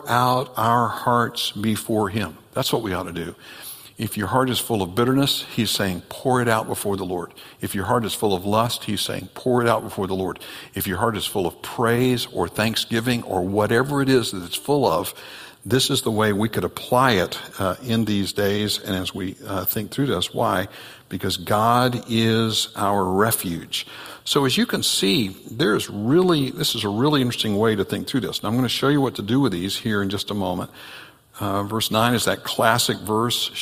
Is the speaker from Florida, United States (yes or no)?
yes; next county over from Santa Rosa, Florida, United States; Santa Rosa, Florida, is the next county over from where I grew up